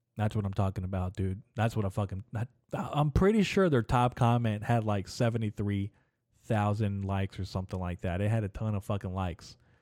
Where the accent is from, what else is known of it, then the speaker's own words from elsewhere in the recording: United States; As an American